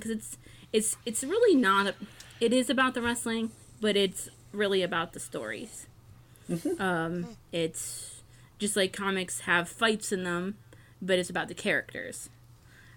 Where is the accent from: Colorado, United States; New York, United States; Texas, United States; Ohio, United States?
Ohio, United States; my home state of Ohio